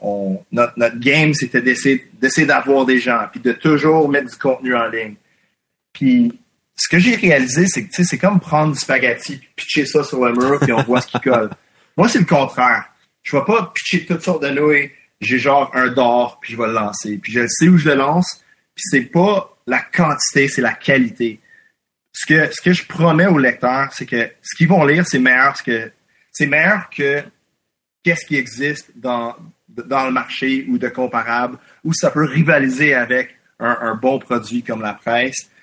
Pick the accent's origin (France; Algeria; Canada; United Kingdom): Canada; Quebec; first language English; French is a second language; je suis anglophone, mais comme je suis québécois. Et mon public anglophone, c'est un public anglophone québécois